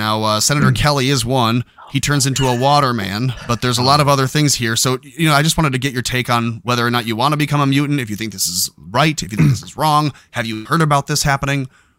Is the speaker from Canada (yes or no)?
yes; Canada; Like, yeah, right. I'm just Canadian. Not... That's all this is. But I'm just Canadian.